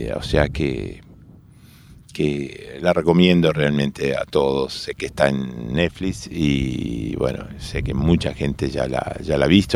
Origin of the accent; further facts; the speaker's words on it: Montevideo, Uruguay; de chico yo vivía en Millán y, Espinillo, en Montevideo